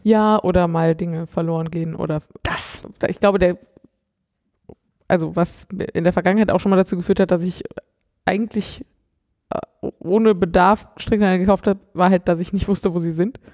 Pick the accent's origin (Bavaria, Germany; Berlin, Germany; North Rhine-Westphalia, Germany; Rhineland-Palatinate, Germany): North Rhine-Westphalia, Germany; Cologne area; ich komme nicht aus Köln, aber ich komme so aus dem Kölner Umland ähm, und bin durchaus mit dem Karneval groß geworden